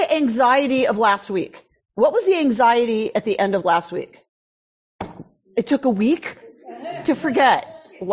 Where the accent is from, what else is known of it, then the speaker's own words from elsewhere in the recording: Georgia, United States; moved away; I grew up in Georgia.